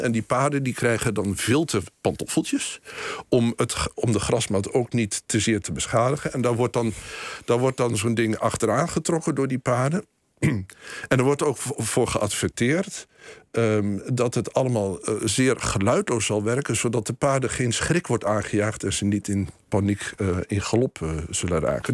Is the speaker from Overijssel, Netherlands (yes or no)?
yes; Boekelo, Overijssel, Netherlands; ik ben, eh, opgegroeid in Boekelo, dichtbij een bos